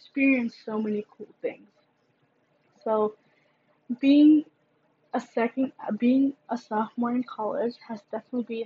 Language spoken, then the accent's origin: English; Chicago suburbs, Illinois, United States; I'm from the suburbs, yes. But I can't really claim that I am from Chicago because I haven't lived there